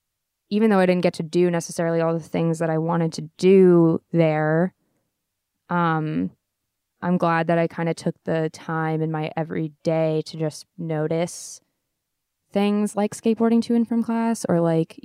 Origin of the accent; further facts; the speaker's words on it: California, United States; I grew up in Orange County and there are things about me that are very Orange County